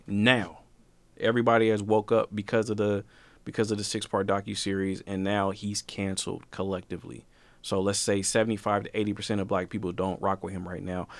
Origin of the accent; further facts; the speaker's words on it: Portland, Oregon, United States; I'm from Portland